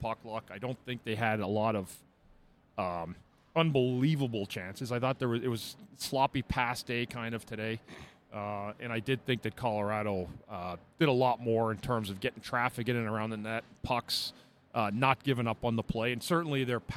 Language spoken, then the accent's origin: English; Ottawa, Ontario, Canada; it's my hometown